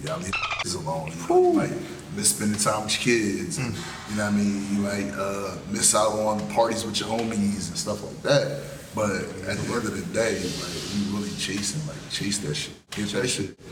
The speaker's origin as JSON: {"language": "English", "town": "Philadelphia", "region": "Pennsylvania", "country": "United States", "moved": "yes", "lives_now": "Norfolk, United States", "said": "I'm from Philly"}